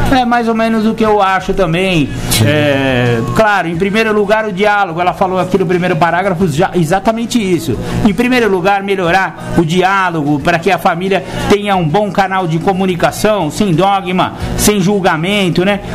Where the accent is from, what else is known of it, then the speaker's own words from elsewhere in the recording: São Paulo, Brazil; also born or lived in Mato Grosso do Sul; No caso de São Paulo, que foi a cidade onde eu cresci, nasci. Não, na verdade eu nasci lá no, Rio, eh, Mato Grosso do Sul. Só que eu cresci com 15 dias de idade, eu já estava em São Paulo, então eu posso me considerar um paulistano